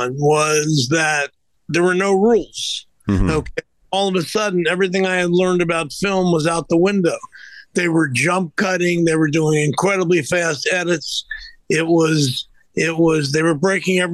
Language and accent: English; Midwest, United States; I was from the Midwest, I had Midwest values